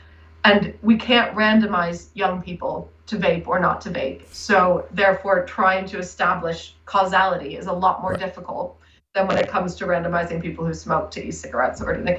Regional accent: United States; now in United Kingdom; And as you might be able to tell from my accent, which is now a little bit of a hybrid, I've lived in the UK for quite a while now, but was raised in the US.

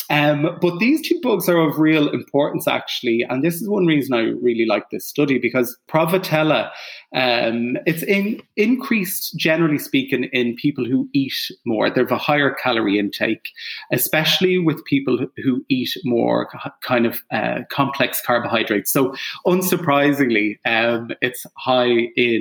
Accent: Ireland; I'm Irish

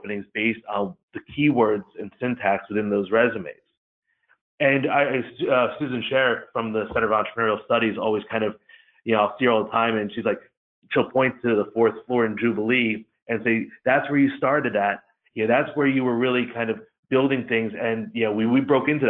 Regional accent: Middletown Township, New Jersey, United States; I grew up in Middletown Township, which, unfortunately was also kind of a ground zero of sorts for 9/11

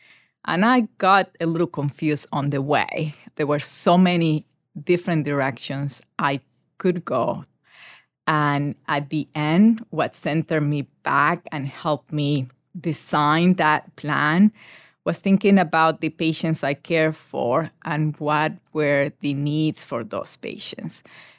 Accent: Panama; moved away as an adult; So I grew up in Panama

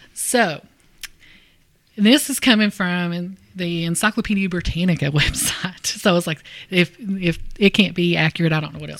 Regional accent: hometown with the Poke Salad Festival, Kentucky, United States; my hometown, I always try to bring it up. Poke Salad Festival's happening

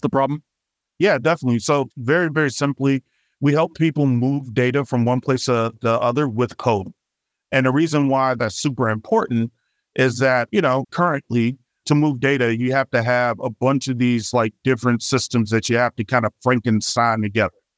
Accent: Chicago, Illinois, United States; now in Bay Area, United States; I'm originally from Southside Chicago

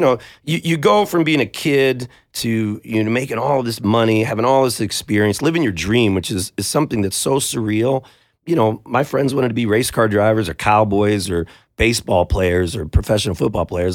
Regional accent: United States; we're just guys from North County

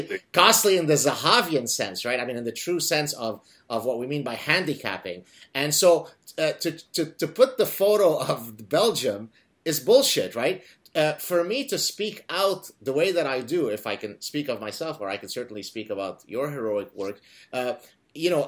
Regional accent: Lebanon; moved away; I come from Lebanon

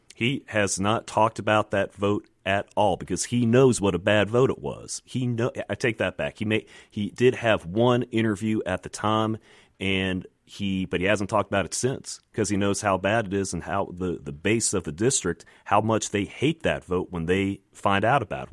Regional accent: Virginia, United States; moved away as an adult; now in Mississippi, United States; I'm from Virginia originally, but I decided that I like this place and, uh, figured to put down some roots here

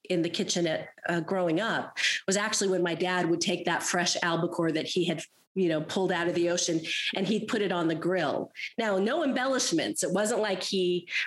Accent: Southern California, United States; also born or lived in Santa Barbara / Burundi; I am a Southern California girl. So my initial geography that shaped me was Southern California, beach communities in particular

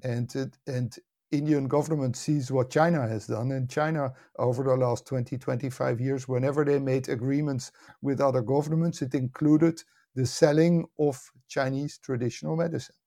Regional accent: Netherlands; also born or lived in United States; I was born and raised in the Netherlands, and, uh, spent most of my life here

